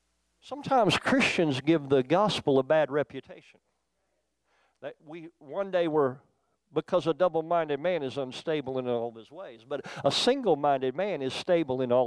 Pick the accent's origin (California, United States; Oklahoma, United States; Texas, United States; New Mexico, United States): Oklahoma, United States; also born or lived in Youngstown, Ohio; I grew up in Oklahoma